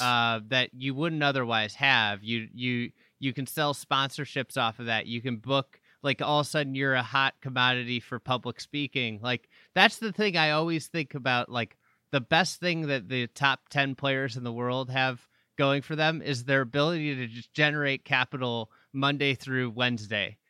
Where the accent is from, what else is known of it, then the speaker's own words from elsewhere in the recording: United States; as an American